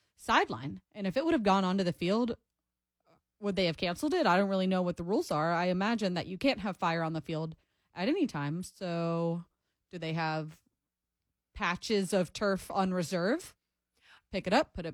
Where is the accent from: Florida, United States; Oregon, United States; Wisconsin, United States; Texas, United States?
Florida, United States; Jacksonville; now in Nashville, United States; I am from Jacksonville